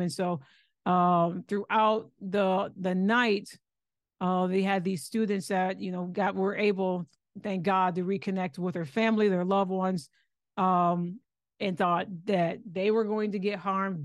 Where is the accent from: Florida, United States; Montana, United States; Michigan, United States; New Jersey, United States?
Michigan, United States; Lansing; moved away as an adult; also born or lived in Ohio; now in Texas, United States; I'm originally from Lansing